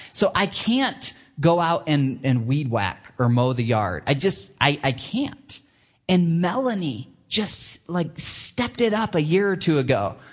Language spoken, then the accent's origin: English; Michigan, United States; moved away; I grew up in Michigan